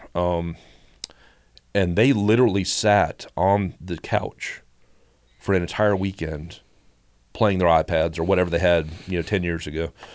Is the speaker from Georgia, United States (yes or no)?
yes; Statesboro, Georgia, United States; also born or lived in Chicago; we moved here in the, in the late seventies when I was little, so I've grown up in Bullock County